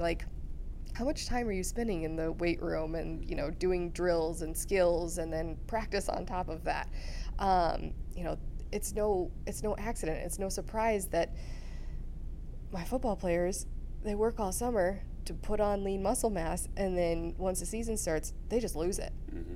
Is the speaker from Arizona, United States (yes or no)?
no; Iowa, United States; moved away as an adult; also born or lived in Missouri; I grew up in Iowa